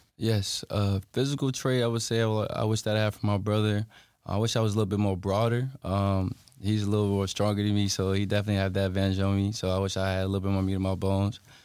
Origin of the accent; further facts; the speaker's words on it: Halifax County, Virginia, United States; I'm from Halifax County, Virginia as well.